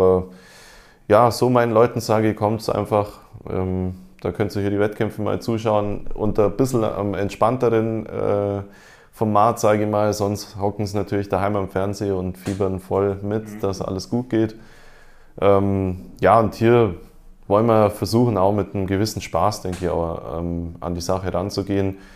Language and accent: German; Esslingen, Baden-Württemberg, Germany; wie in meinem Heimatort in Esslingen auch.